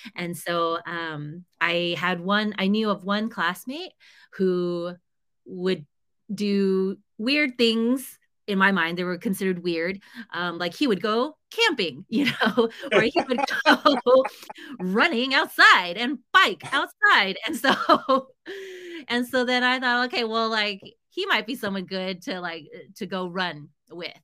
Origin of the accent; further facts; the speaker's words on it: United States; I struggled a lot as an Asian American